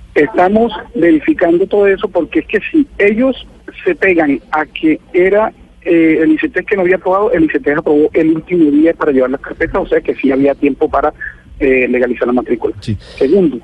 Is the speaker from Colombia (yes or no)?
yes; Arauca, Colombia; nosotros eh, estamos en Arauca